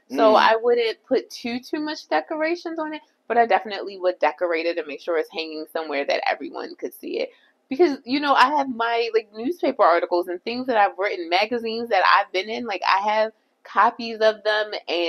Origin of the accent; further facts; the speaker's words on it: Jamaica; I'm also Jamaican and black.